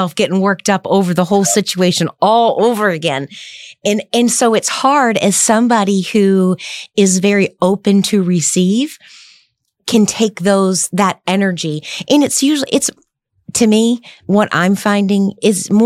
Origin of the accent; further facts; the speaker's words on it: the South, United States; I grew up in the South, so I have a little bit of redneck in me